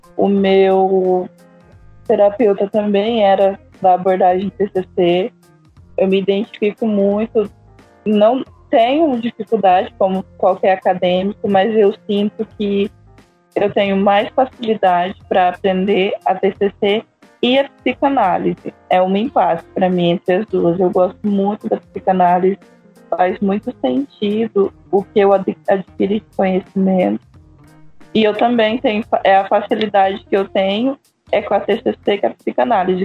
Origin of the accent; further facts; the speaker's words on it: Rondônia, Brazil; moved away; Não sou do Acre, sou de Rondônia